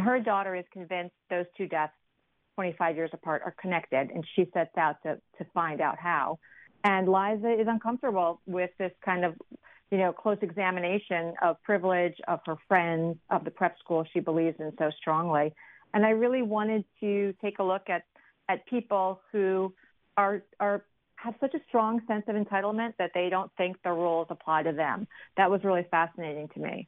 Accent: New York, United States; now in Washington, DC area, United States; growing up in New York

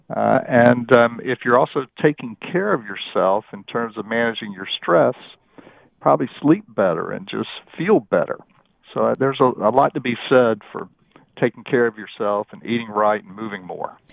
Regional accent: North Carolina, United States; I grew up in North Carolina

